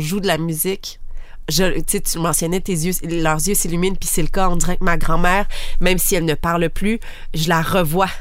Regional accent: Abitibi, Quebec, Canada; now in Montreal, Canada; moi, je viens de la Bitibi

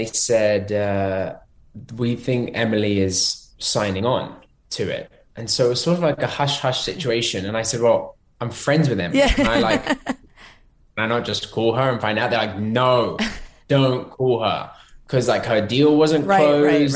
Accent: London, United Kingdom; now in Los Angeles, United States; I'm from London

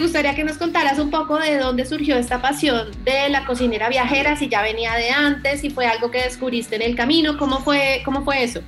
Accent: Cali, Valle del Cauca, Colombia; moved away; estamos desde mi bella Cali

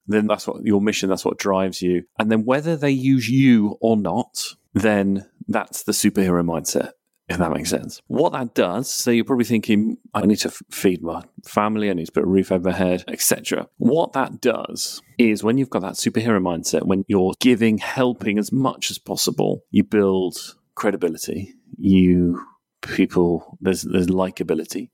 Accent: Peterborough, East of England, United Kingdom; I'm from Peterborough as well

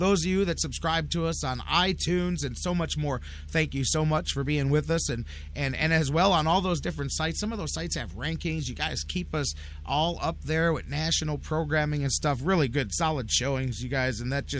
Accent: Cleveland, Ohio, United States; I am from Cleveland

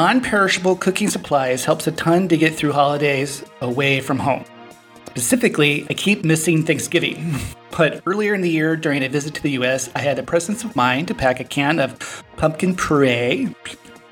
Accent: Alaska, United States; now in Playa del Carmen, Mexico; I grew up in Alaska

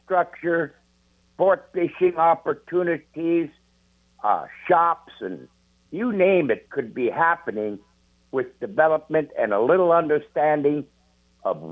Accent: Bristol Bay, Alaska, United States; I'm born and raised in Bristol Bay.

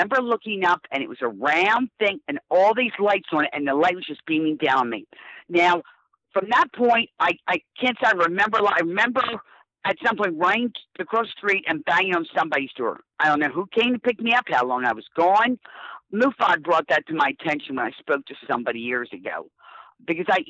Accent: West Chester, Pennsylvania, United States; I grew up in Westchester, Pennsylvania, and, you know, in the suburbs

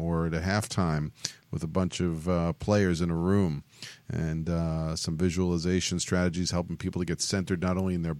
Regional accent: New York, United States; now in Southern California, United States; being a New Yorker

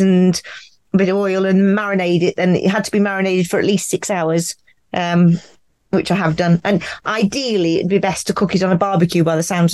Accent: United Kingdom; I'm from the United Kingdom, and I live on a narrowboat

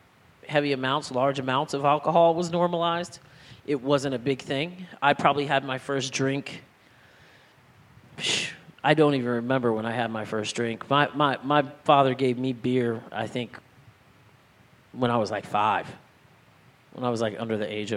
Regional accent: El Cajon, California, United States; where I grew up in San Diego

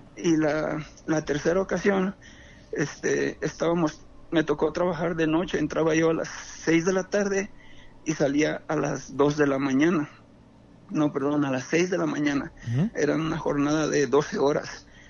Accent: Jacona, Michoacán, Mexico; yo soy aquí de Jacona

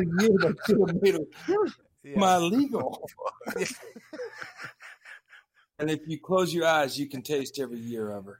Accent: Texas, United States; Dude, I'm from Texas

